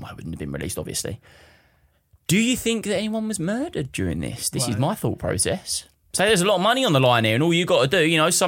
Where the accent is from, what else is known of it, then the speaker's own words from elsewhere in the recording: Romford, London, United Kingdom; now in Hutton, United Kingdom; I grew up in Romford, Gideon Park